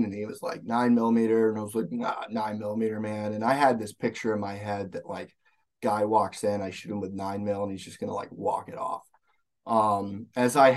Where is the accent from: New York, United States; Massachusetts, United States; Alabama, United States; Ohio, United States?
Alabama, United States; moved away as an adult; now in Minnesota, United States; I grew up in Alabama